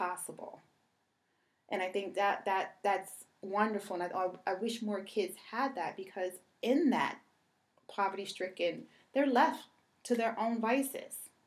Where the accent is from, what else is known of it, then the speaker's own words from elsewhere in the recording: New York City, New York, United States; growing up in Brooklyn, my mom had me at 15